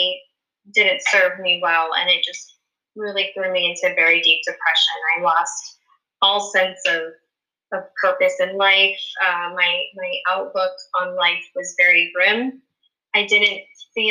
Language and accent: English; Pennsylvania, United States; moved away as an adult; now in Virginia Beach, United States; I grew up in Pennsylvania